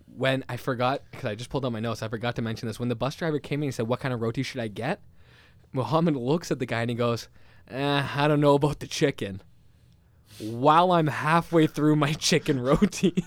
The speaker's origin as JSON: {"language": "English", "town": "St. James", "region": "New York", "country": "United States", "tie": "born or raised there", "said": "I'm from Saint James"}